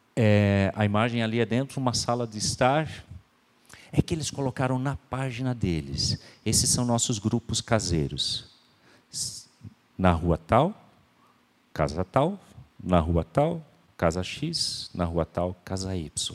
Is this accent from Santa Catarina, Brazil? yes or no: yes; Santa Catarina, Brazil; nós somos brasileiros